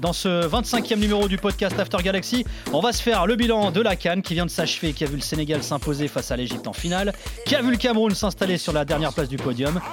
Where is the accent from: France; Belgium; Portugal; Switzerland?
Portugal; En tant que Portugais